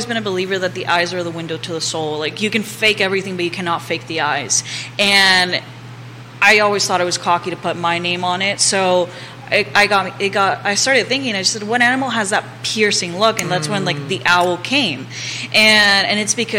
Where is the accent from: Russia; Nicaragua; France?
Nicaragua; now in Charlottesville, United States; I'm originally from Nicaragua